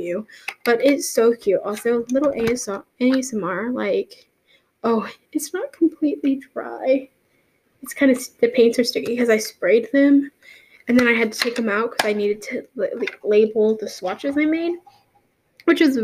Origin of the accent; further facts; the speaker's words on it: Texas, United States; I live in Texas. I'm a Texan.